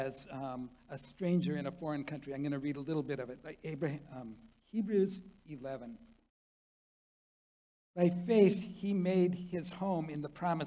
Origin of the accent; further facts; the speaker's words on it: South Korea; now in United States; I was born in Korea. I was a foreigner from the moment of my birth